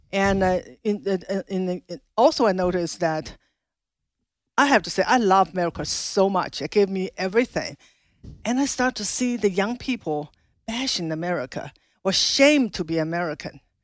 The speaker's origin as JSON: {"language": "English", "country": "China", "tie": "born or raised there", "moved": "as an adult", "lives_now": "Loudoun County, Virginia, United States", "said": "I was born in China, grew up in China, spent my first twenty-six years in China, Mao's China."}